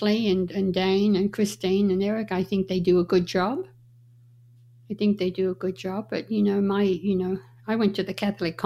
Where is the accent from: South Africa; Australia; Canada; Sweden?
Australia; moved away as an adult; also born or lived in Las Vegas, United States; now in Reno, United States; when I grew up in Australia